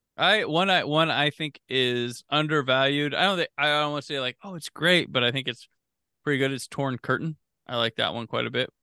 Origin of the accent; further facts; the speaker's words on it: Midwest, United States; I grew up in the Midwest, probably different from California